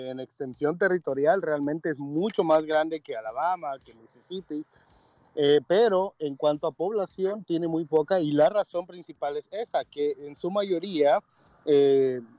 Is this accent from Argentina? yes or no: no; El Salvador; now in Birmingham, United States; vean cómo somos los salvadoreños.